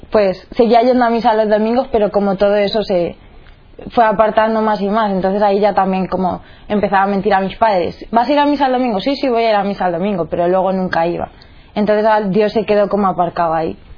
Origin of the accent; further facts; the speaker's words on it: Toledo, Castilla-La Mancha, Spain; tengo 20 años, soy de Toledo. Mis padres son como católicos desde siempre y ellos siempre me han educado en la fe católica. Somos seis hermanos.